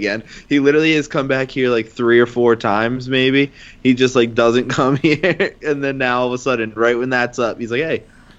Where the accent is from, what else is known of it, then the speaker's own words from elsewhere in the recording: Ireland; being Irish